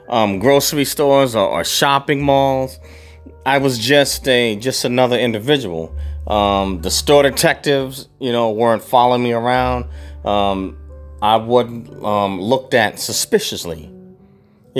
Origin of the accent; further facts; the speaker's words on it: New York City, New York, United States; moved away as an adult; also born or lived in England; I grew up in New York City